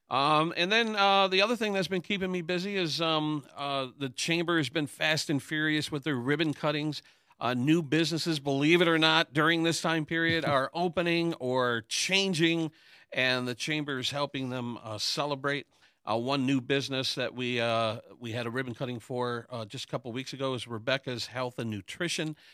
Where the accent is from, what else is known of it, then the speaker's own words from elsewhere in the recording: Hamtramck, Michigan, United States; growing up in Hamtramck